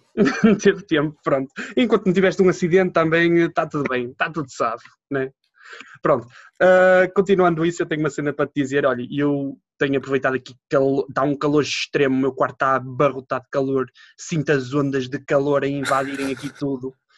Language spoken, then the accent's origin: Portuguese; Matosinhos, Porto District, Portugal; Minha terra é a praia do povo